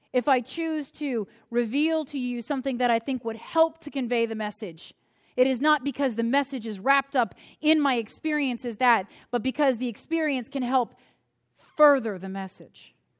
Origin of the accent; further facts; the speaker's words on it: United States; my experience as an American